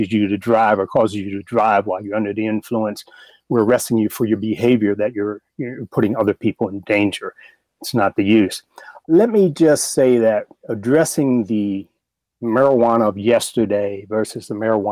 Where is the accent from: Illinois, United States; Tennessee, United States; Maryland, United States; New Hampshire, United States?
Maryland, United States; Baltimore; I grew up in Baltimore. I'm from Baltimore.